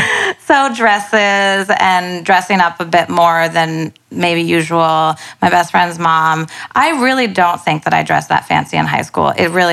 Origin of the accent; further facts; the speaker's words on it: North Carolina, United States; moved away as an adult; now in New York City, United States; From North Carolina.